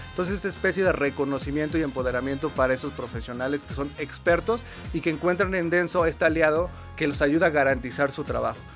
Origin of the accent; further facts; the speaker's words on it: Puebla, Mexico; moved away as an adult; also born or lived in Mexico City; en Puebla, yo soy de Puebla, no existía la carrera como tal de publicidad